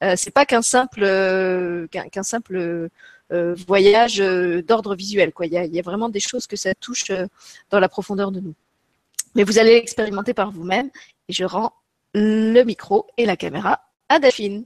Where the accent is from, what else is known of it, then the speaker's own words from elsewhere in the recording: Luxembourg; chez nous au Luxembourg